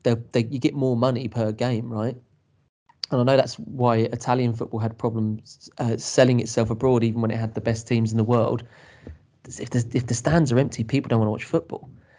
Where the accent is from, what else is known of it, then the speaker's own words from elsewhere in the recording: London, United Kingdom; I grew up around Wembley Stadium during Euro 96.